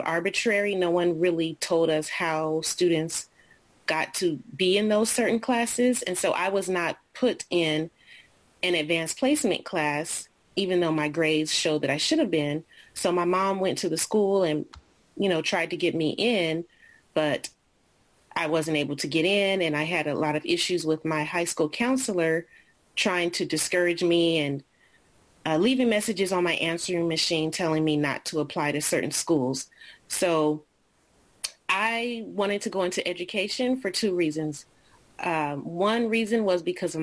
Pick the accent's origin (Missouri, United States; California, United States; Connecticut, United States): California, United States; Los Angeles; also born or lived in Denver / Kuwait; I came back to my hometown in Los Angeles and started teaching again